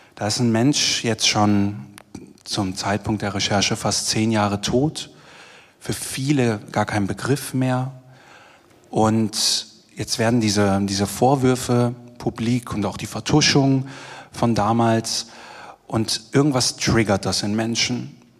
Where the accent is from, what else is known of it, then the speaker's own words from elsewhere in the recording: Germany; accent: German; moved away as an adult; now in Vienna, Austria; der Deutsche